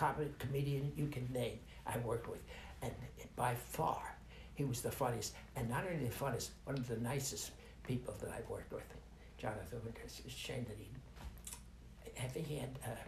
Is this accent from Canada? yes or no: yes; Montreal, Quebec, Canada; born there; I was born in Montreal, Canada.